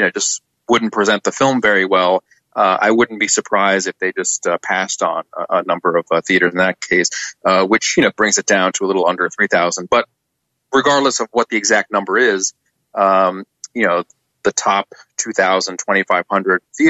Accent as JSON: {"language": "English", "region": "New York", "country": "United States", "said": "being a New Yorker."}